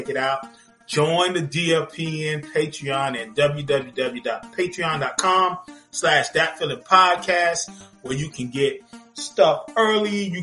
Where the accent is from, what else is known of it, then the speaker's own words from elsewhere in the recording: Arkansas, United States; I'm from Arkansas, dog.